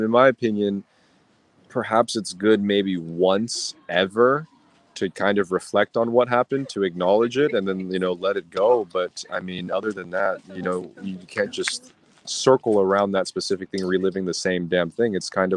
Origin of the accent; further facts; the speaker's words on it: Southern California, United States; I grew up in Southern California